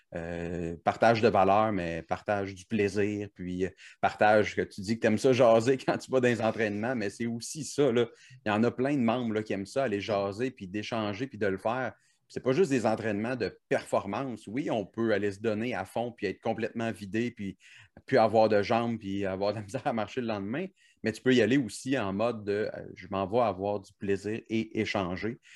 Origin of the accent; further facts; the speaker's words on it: Cap-de-la-Madeleine, Quebec, Canada; moved away; also born or lived in Montreal; Moi, j'ai grandi en Mauricie, là, à Cap-de-Madeleine plus précisément